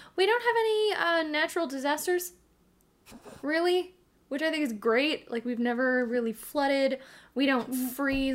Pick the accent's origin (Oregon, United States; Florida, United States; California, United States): Oregon, United States; we're from Oregon